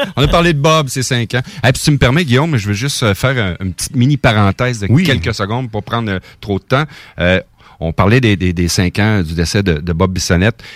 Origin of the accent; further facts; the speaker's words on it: Portneuf region, Quebec, Canada; je suis natif de la région de Portneuf